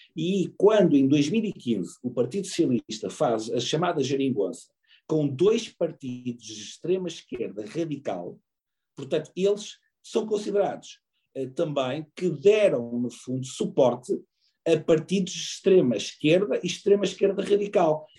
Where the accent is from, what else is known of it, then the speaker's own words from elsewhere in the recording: Portugal; eu, enquanto português